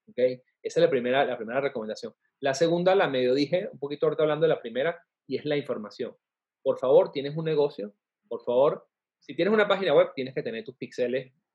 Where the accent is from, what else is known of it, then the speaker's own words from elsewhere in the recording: Venezuela; now in Mexico; en México, siendo venezolano en un país que no es el mío